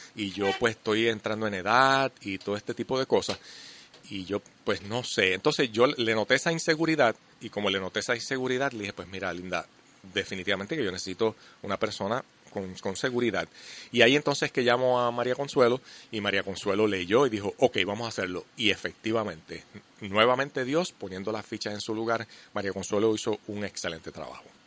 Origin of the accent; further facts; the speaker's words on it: Puerto Rico; nosotros los puertorriqueños, puramente desde nuestra idiosincrasia